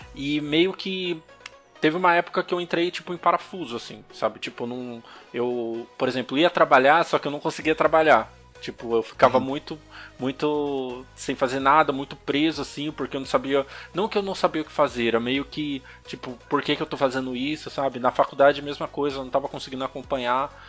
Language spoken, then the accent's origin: Portuguese; São Paulo, Brazil; sou de São Paulo, capital.